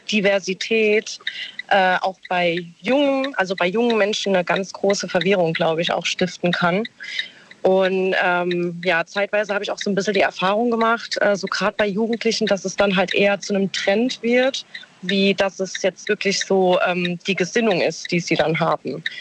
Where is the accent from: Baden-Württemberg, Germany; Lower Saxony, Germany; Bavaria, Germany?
Baden-Württemberg, Germany; Mannheim; Aus Mannheim.